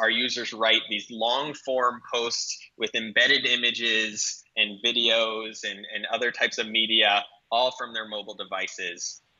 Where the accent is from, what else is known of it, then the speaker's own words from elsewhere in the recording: Providence, Rhode Island, United States; now in New York, United States; So I actually grew up in Providence, Rhode Island.